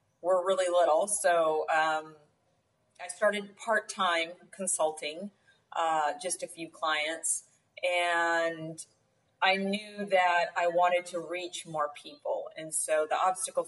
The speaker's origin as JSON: {"language": "English", "region": "rural Oklahoma", "country": "United States", "tie": "born or raised there", "also_born_or_lived": "Atlanta, Georgia", "moved": "as an adult", "lives_now": "Rio Grande Valley, Texas, United States", "said": "I grew up in a rural Oklahoma, and then got married and moved to Atlanta. And I was in Atlanta for about 10 years"}